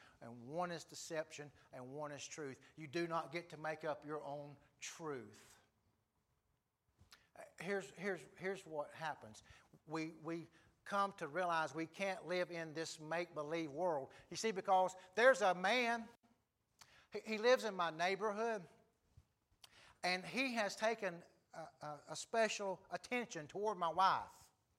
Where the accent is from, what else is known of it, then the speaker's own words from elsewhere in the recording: South Africa; I grew up in South Africa where people lived with half-truths and lies and whispers and nobody said anything outright.